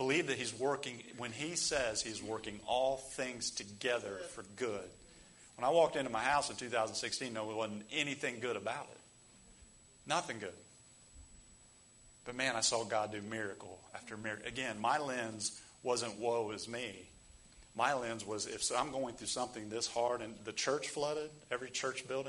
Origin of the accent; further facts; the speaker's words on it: United States; us as American Christians